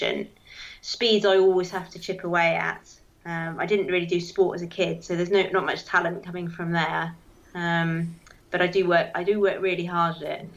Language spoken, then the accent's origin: English; Dartmoor, South West England, United Kingdom; moved away; I grew up on Dartmoor